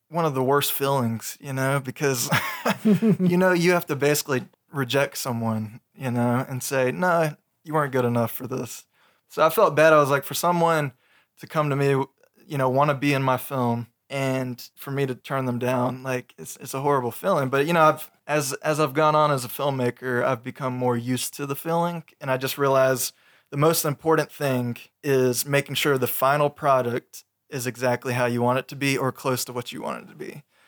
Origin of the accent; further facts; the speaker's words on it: Augusta, Georgia, United States; moved away as an adult; now in Aiken County, United States; I was raised in the Augusta area, but I moved to Aiken County when I got married